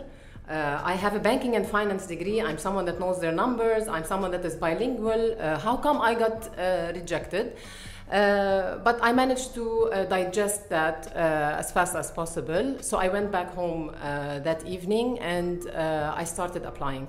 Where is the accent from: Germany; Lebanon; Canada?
Lebanon; moved away as an adult; now in Dubai, United Arab Emirates; I come from Lebanon